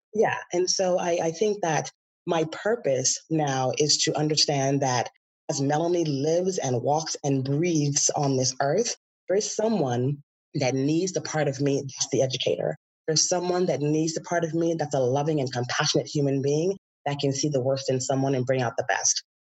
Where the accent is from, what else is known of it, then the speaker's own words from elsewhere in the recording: Bahamas; moved away as an adult; now in California, United States; I grew up in the Bahamas